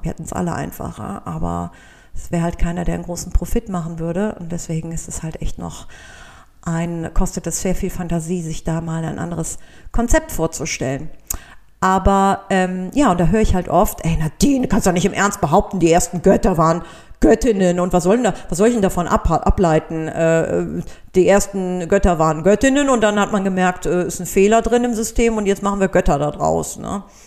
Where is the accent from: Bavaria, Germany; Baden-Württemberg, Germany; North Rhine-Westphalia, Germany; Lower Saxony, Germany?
North Rhine-Westphalia, Germany; Cologne; für mich als Kölnerin